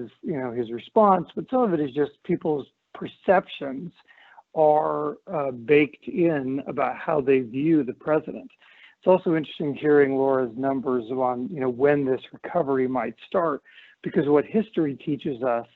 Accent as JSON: {"language": "English", "region": "Montana", "country": "United States", "tie": "born or raised there", "said": "My home state of Montana"}